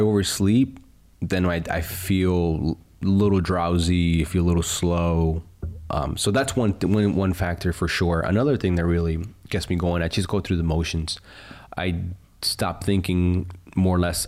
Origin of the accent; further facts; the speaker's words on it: United States; As an American